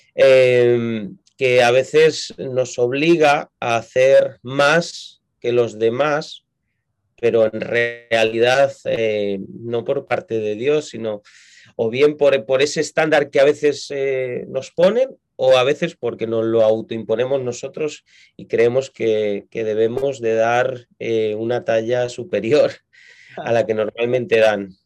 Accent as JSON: {"language": "Spanish", "town": "Madrid", "region": "Community of Madrid", "country": "Spain", "tie": "born or raised there", "said": "yo nací en Madrid, eh, es la capital de España"}